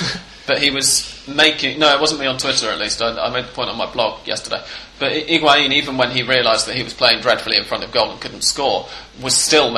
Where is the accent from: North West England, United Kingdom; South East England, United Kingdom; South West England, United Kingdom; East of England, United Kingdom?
North West England, United Kingdom; Manchester; now in Buenos Aires, Argentina; As someone who did a certain amount of my growing up in Manchester and very much loves the city